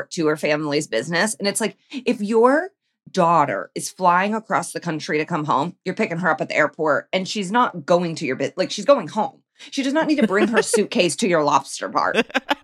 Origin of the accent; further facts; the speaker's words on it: Iowa, United States; I was born in Iowa.